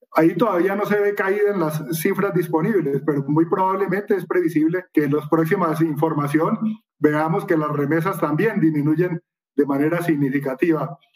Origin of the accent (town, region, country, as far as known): Colombia